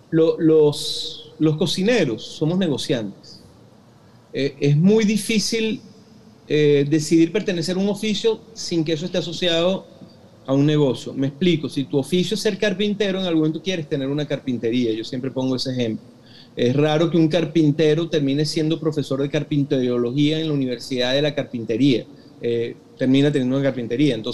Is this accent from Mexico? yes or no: no; Venezuela; Yo, aunque sea venezolano, porque claro, madre hindú, todo el cuento, pero soy venezolano. Es decir, yo me crié chiquitito comiendo, te lo juro, no, es mentira, eh, arepa de chigüire porque mi papá hacía arepa de chigüire los fines de semana, mi papá es llanero.